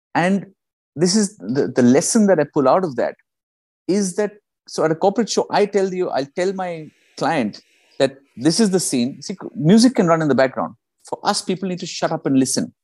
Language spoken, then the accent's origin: English; India; moved away; also born or lived in United Kingdom; I'm from India